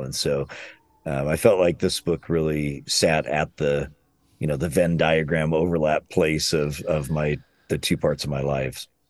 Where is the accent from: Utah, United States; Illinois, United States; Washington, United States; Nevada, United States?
Illinois, United States; moved away as an adult; also born or lived in Chicago area; now in Louisville, United States; I'm from Illinois and then lived in the Chicago area for a long time